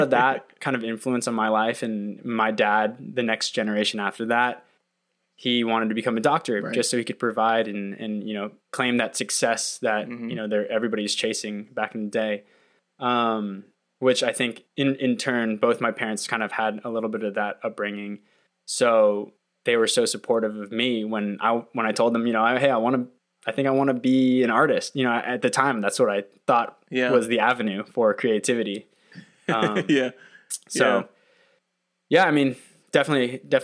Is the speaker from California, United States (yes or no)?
yes; Irvine, California, United States; moved away as an adult; also born or lived in Cincinnati; I grew up in Orange County, California, more specifically Irvine